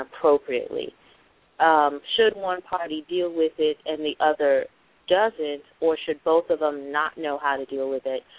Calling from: Chicago, Illinois, United States; I'm actually calling from Chicago, Illinois

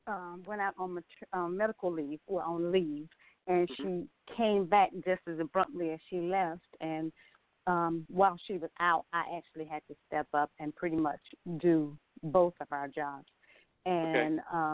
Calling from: Atlanta, Georgia, United States; I'm calling from Atlanta

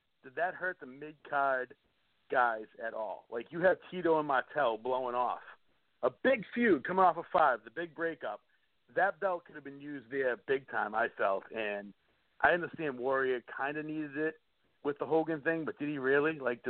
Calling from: Boston, Massachusetts, United States; I'm calling from Boston. I'm right outside.

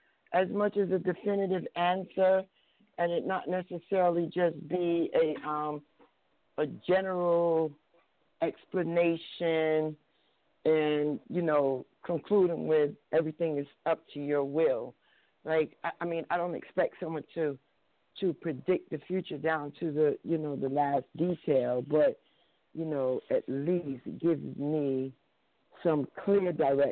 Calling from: New Jersey, United States; I'm calling from New Jersey.

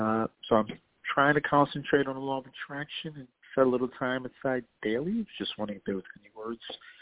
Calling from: New York City, New York, United States; I'm calling from New York.

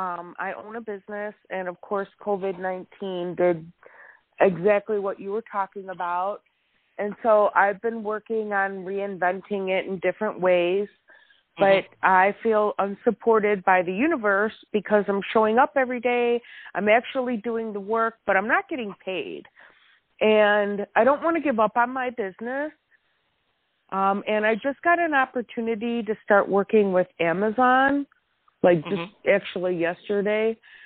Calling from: Wisconsin, United States; Hi, thanks for taking my call. … I am in Wisconsin.

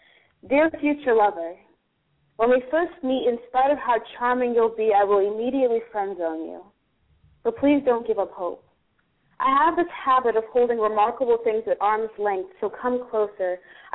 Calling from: California, United States; San Fernando Valley, California.

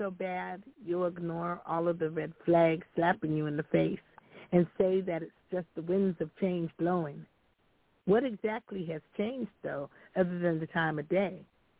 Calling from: California, United States; I'm calling from California.

